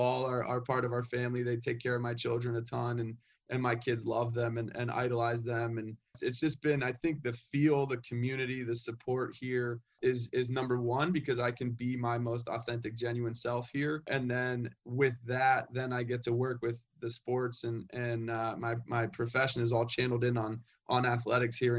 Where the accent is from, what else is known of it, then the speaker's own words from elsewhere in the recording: San Diego, California, United States; moved away as an adult; also born or lived in Middlebury, Vermont / Springfield, Massachusetts; now in Windsor, Connecticut, United States; I grew up in San Diego